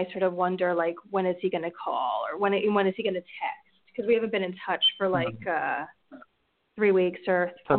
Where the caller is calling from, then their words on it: New Jersey, United States; from New Jersey.